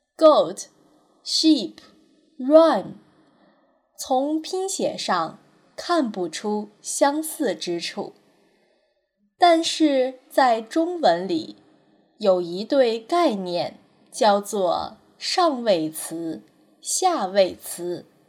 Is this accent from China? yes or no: yes; China; 因为在我们中国人看来，这三者差别不大